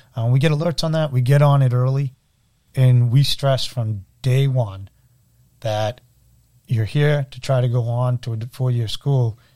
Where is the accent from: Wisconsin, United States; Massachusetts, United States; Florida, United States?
Massachusetts, United States; Everett; I grew up in Everett